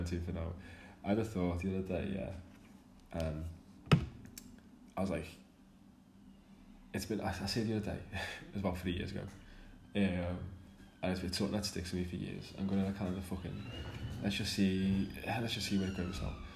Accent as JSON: {"language": "English", "town": "Liverpool", "region": "North West England", "country": "United Kingdom", "said": "I'm from Liverpool, if you can't tell by my accent."}